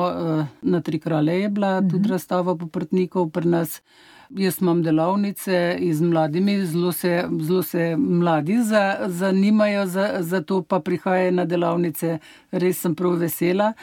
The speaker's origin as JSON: {"language": "Slovenian", "town": "Struge", "region": "Central Slovenia", "country": "Slovenia", "said": "jaz prihajam iz Struk, naprej 12 km od pred Struk, tukaj je dobre polje, pa pri nas eh, ga nismo pekli"}